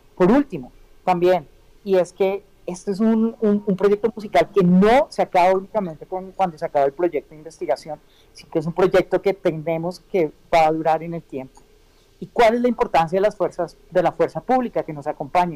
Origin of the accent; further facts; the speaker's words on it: Colombia; nosotros, hablando pues como ciudadanos colombianos de este bonito país